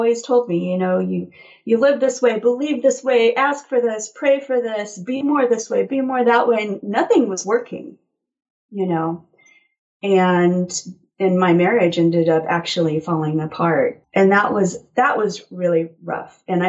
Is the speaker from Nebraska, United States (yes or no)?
yes; Nebraska, United States; born or raised there; also born or lived in Blacksburg, Virginia / Roanoke, Virginia